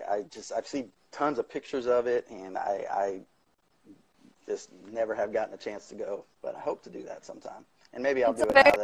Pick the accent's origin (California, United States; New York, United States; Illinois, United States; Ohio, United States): Illinois, United States; also born or lived in Colorado; now in the South, United States; I grew up in the Midwest of the country in Illinois, and so we had all four seasons.